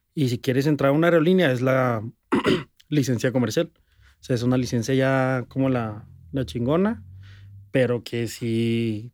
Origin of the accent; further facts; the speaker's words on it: Ciudad Juárez, Chihuahua, Mexico; yo soy de Juárez